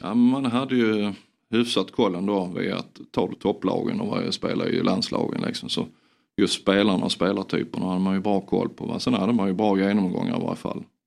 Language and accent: Swedish; Sweden